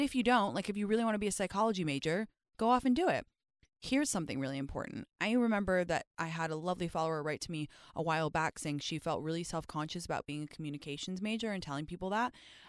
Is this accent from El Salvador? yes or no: no; England, United Kingdom; My skin has previously been gray because I grew up in England, okay?